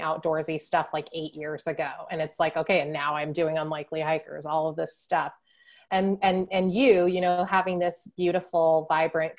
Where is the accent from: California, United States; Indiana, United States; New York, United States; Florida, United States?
California, United States; San Diego; I grew up in San Diego, which is right on the ocean